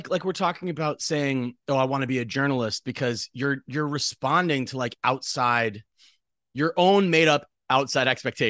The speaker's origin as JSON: {"language": "English", "region": "central Massachusetts", "country": "United States", "tie": "born or raised there", "moved": "as an adult", "said": "I grew up in Massachusetts."}